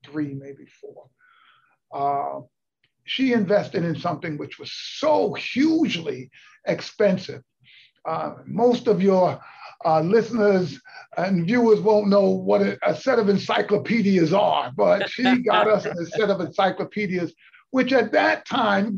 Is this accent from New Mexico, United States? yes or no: no; New York City, New York, United States; I grew up in the South Bronx